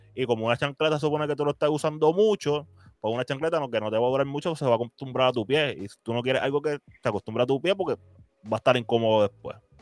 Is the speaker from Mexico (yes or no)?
no; Puerto Rico; nosotros como puertorriqueños